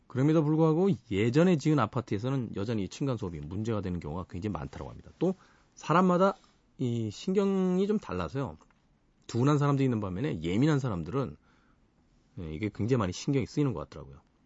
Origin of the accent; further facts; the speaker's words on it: South Korea; 우린 대한민국이라는 나라에서 태어나서 살아가면서